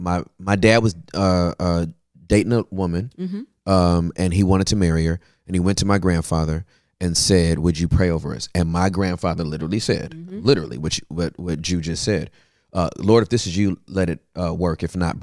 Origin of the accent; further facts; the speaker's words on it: California, United States; I'm from Cali, man.